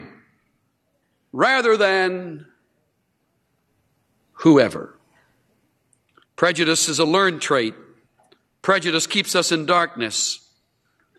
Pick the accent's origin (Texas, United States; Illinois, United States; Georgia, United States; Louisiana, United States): Texas, United States; accent: Texas; my Texas accent